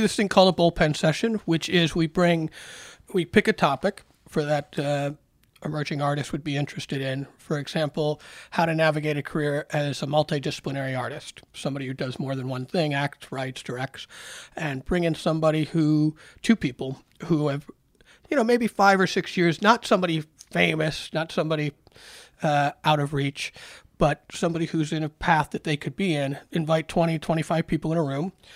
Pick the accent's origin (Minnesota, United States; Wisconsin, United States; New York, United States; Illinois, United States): New York, United States; Rochester; I grew up in Rochester when we were the farm system of the Orioles